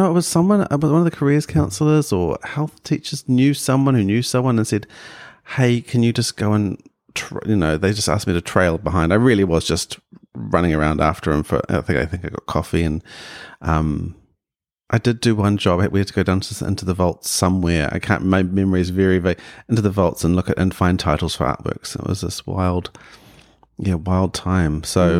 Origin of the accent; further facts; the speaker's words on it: Auckland, New Zealand; Yeah, I grew up in West Auckland in Rānui, deep west, and in a very non-creative household.